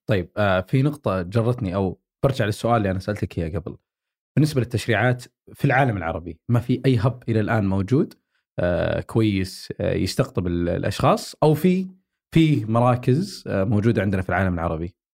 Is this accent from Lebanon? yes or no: no; Saudi Arabia; احنا بالسعوديه